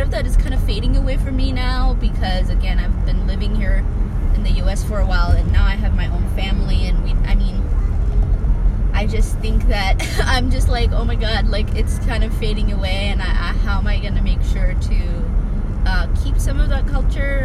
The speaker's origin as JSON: {"language": "English", "country": "Ethiopia", "tie": "born or raised there", "moved": "yes", "said": "when I was growing up in Ethiopia"}